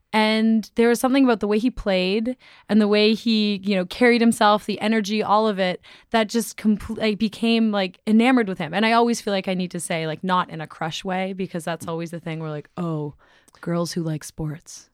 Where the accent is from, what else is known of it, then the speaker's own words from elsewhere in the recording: Toronto, Ontario, Canada; we're all Canadian